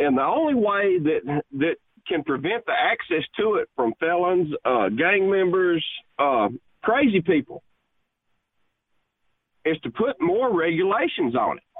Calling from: El Dorado, Arkansas, United States; I am calling from El Dorado, Arkansas.

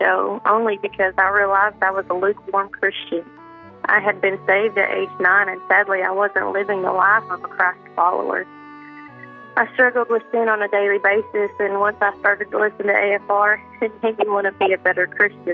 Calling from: Oklahoma, United States; I'm calling from Worcester, Oklahoma

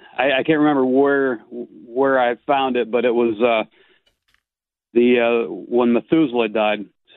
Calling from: Mansfield, Ohio, United States; Calling from Mansfield, which is halfway between Cleveland and Columbus.

